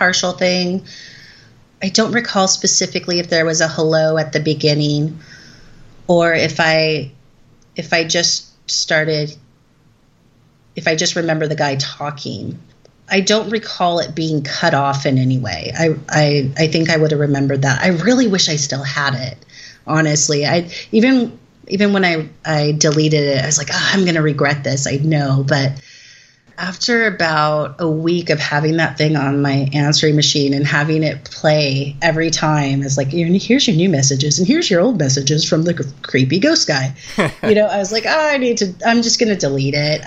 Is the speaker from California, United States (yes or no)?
yes; Southern California, United States; I'm from Southern California